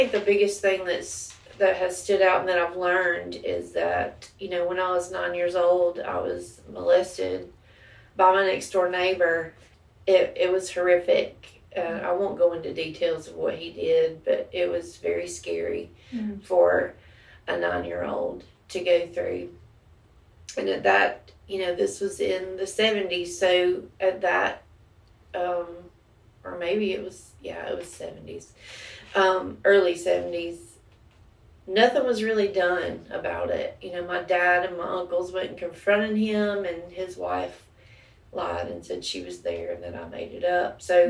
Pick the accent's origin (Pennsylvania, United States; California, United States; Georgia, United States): Georgia, United States; Villa Rica; also born or lived in Macon / Tucker; I was born in Macon, Georgia. We lived there until I was about 7, then moved to Tucker, and then I've lived in Villarica since I was 10.